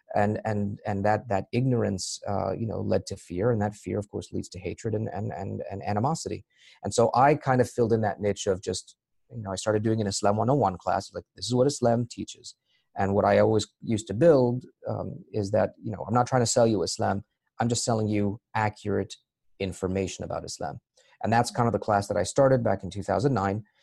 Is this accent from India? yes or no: no; Maryland, United States; moved away as an adult; also born or lived in Egypt; now in Boston, United States; I was born in Egypt, raised in Maryland, and I moved to Boston uh, about 15 years ago